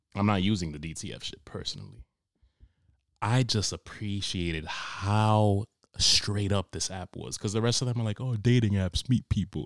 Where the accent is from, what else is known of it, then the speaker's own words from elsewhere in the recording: New York, United States; now in Cranston, United States; I'm originally from New York